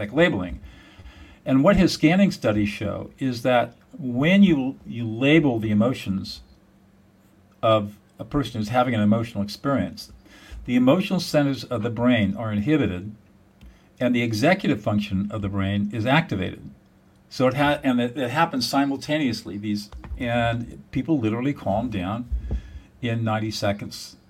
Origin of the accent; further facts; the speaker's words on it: Southern California, United States; I grew up in Southern California